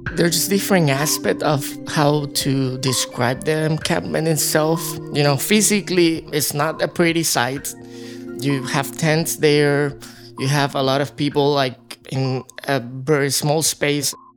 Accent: Puerto Rico; moved away; I'm from Puerto Rico first

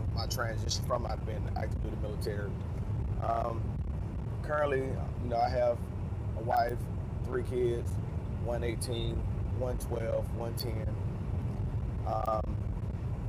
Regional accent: Birmingham, Alabama, United States; moved away as an adult; I'm from Birmingham, Alabama. I joined the military at 18

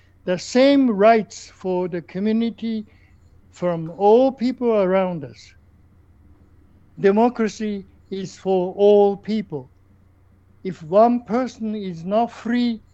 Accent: Japan; moved away as an adult; also born or lived in South Africa; now in Canada; I come from Japan

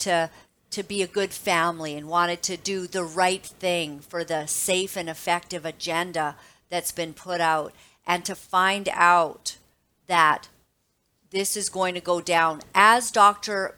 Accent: Canada; As a mother, as a Canadian

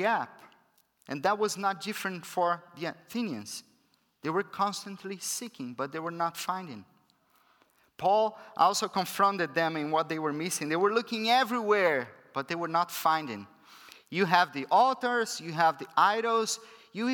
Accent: Brazil; first language Portuguese; English is a second language; moved away; I'm from Brazil

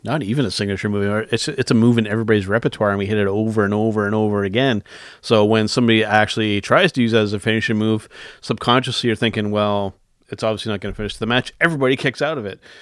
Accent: Canada; as a Canadian

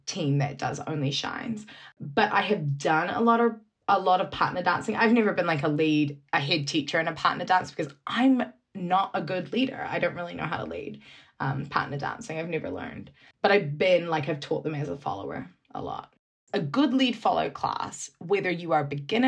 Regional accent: New Zealand; moved away; growing up in New Zealand

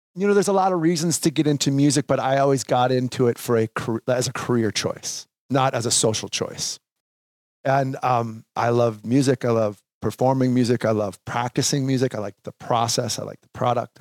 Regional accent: Sauk Rapids, Minnesota, United States; I grew up in Sauk Rapids, Minnesota

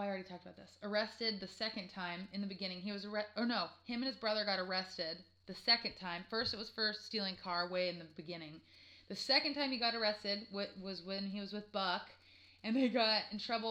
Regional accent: California, United States; I'm from California.

